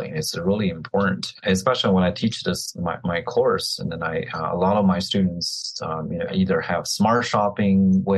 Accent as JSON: {"language": "English", "country": "China", "tie": "born or raised there", "moved": "yes", "lives_now": "Florida, United States", "said": "I'm growing up in China"}